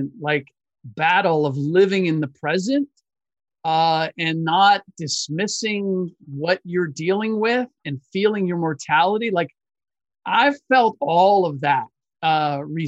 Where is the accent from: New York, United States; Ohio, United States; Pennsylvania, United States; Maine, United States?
Ohio, United States; Cincinnati; I grew up in Cincinnati